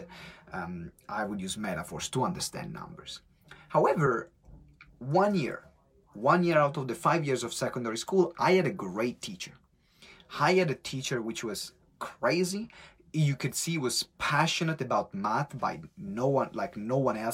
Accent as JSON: {"language": "English", "country": "Italy", "accent": "strong Italian", "second_language": "English", "moved": "yes", "said": "my strong Italian accent"}